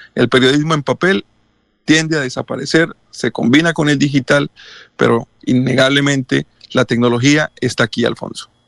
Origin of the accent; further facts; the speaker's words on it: Colombia; nosotros en Colombia, la primera radio que escuchamos fue la radio de Cuba